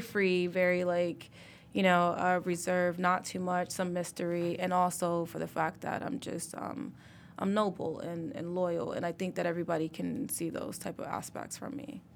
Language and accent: English; Mississippi, United States; now in Detroit, United States; I'm from Mississippi, most people think that I'm a native of Detroit